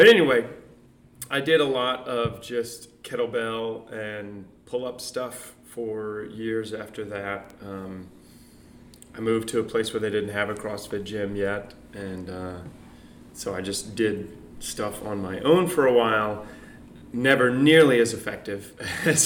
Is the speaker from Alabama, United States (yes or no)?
yes; Montgomery, Alabama, United States; moved away; also born or lived in Florida; I'm from Montgomery, Alabama. I live here now because my wife is from the area